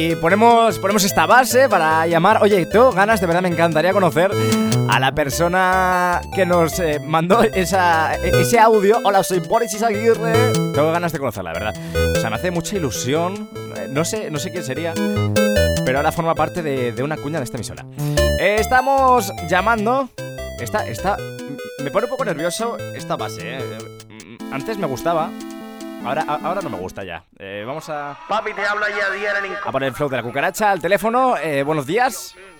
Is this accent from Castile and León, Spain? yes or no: yes; Ávila, Castile and León, Spain; now in Madrid, Spain; este programa se hace desde, desde Madrid, eh, te estamos llamando desde Madrid, em, realmente yo soy de Ávila